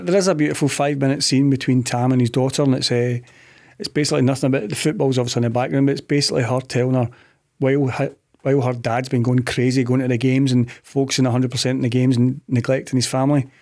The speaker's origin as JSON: {"language": "English", "town": "Clydebank", "region": "Scotland", "country": "United Kingdom", "said": "I'm from Clyde Bank"}